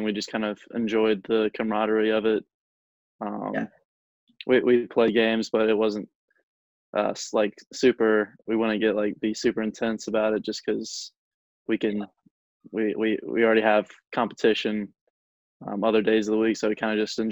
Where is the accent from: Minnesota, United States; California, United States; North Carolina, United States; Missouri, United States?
North Carolina, United States; Wilson; also born or lived in Pinehurst, North Carolina; I grew up in Wilson, North Carolina, which is like 2 hours away from Pinehurst. And then when I was 9, we moved to Pinehurst